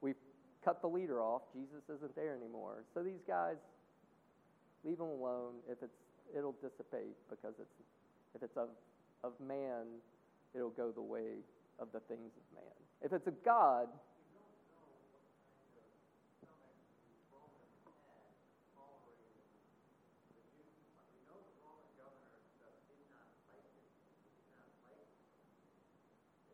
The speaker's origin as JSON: {"language": "English", "region": "the South", "country": "United States", "said": "being a Southerner"}